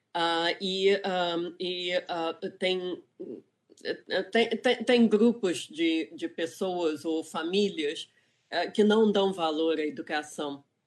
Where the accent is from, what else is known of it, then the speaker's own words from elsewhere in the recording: Rio de Janeiro, Brazil; moved away as an adult; also born or lived in England; now in California, United States; eu sou do Rio de Janeiro, uh, eu cresci em Ipanema, mas eu saí do Brasil com 18 anos